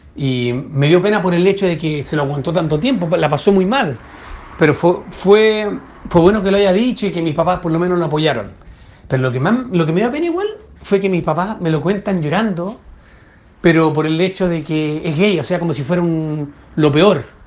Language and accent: Spanish; Chile; soy de Chile